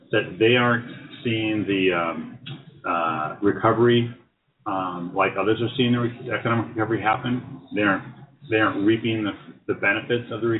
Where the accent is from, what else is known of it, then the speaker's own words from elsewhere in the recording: New England, United States; growing up in New England.